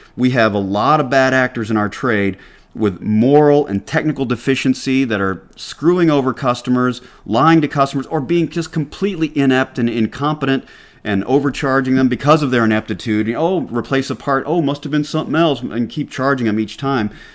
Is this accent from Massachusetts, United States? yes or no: no; Atlanta, Georgia, United States; accent: Southern; now in New Hampshire, United States; I grew up in Atlanta